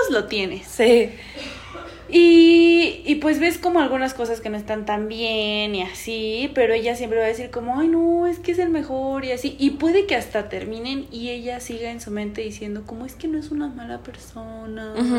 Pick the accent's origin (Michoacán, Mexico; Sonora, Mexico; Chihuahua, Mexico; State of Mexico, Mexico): State of Mexico, Mexico; nosotros somos de Estado de México